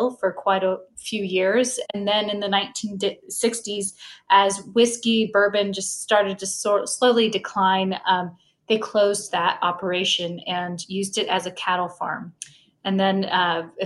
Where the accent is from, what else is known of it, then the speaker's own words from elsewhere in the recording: Kentucky, United States; also born or lived in Cincinnati, Ohio; I was born in Cincinnati, which is just, you know, an hour and a half away from Louisville. And, but I moved down here when I was in elementary school. So I feel like a true Kentuckian